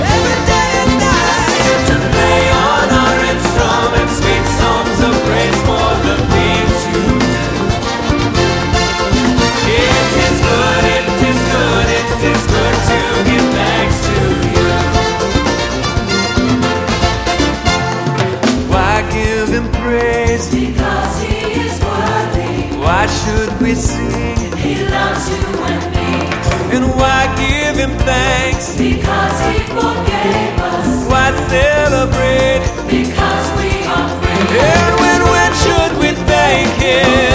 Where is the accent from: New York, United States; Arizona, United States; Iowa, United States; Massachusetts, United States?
New York, United States; as a New Yorker